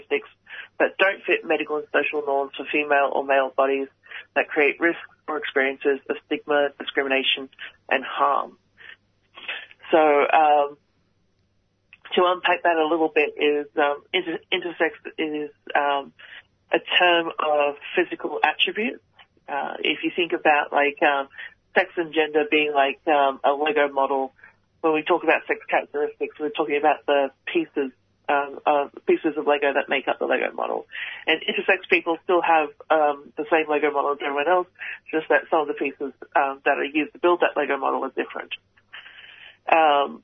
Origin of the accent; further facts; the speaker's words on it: Canberra, Australian Capital Territory, Australia; I was born in Canberra with an intersex variation.